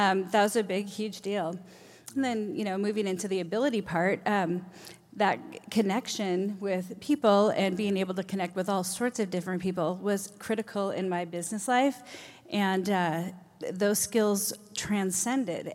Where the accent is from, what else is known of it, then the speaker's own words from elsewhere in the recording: Redmond, Washington, United States; also born or lived in Minnesota; I moved here from Minnesota when I was eleven, so I essentially grew up in Redmond, so all the formative years